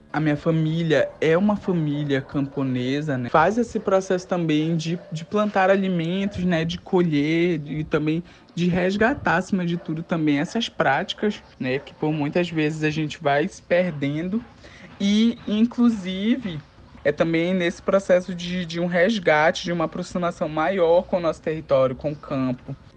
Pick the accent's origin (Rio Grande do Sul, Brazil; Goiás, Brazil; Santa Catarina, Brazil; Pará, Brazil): Pará, Brazil; Castanhal; Sou nascido e criado na comunidade na Groveleta, aqui